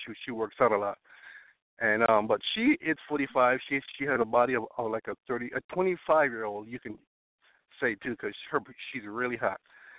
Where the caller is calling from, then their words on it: Florida, United States; Oh, well, I'm calling from Florida. I'm 35.